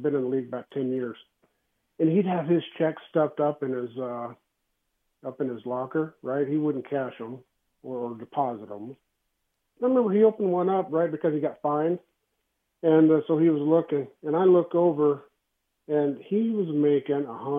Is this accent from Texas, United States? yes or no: yes; Texas, United States; You know, I'm a Cowboys fan too, growing up in Texas.